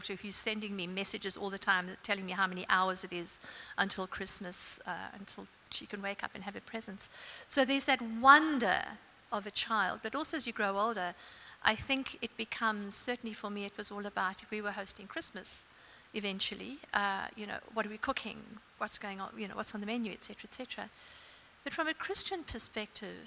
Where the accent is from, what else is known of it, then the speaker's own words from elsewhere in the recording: South Africa; now in Australia; I grew up in South Africa, as you can hear.